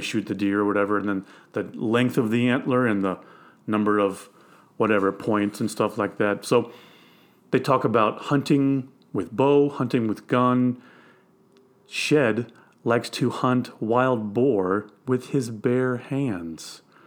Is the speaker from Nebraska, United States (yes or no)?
no; Missouri, United States; I'm from Missouri.